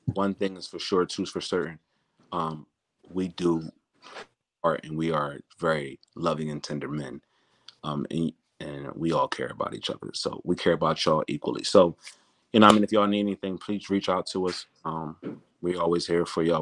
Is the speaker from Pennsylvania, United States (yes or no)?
yes; Philadelphia, Pennsylvania, United States; I'm from Philadelphia